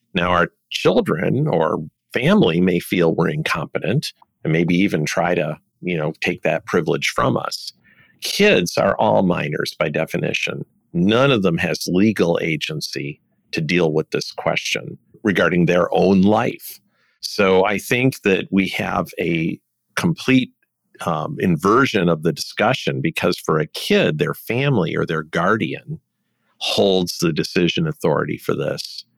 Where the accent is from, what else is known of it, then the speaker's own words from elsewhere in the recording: Detroit, Michigan, United States; I was born in Detroit